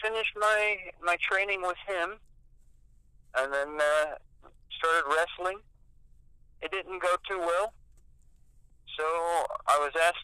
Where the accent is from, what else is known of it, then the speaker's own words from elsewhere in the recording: Indianapolis, Indiana, United States; I'm from Indianapolis, Indiana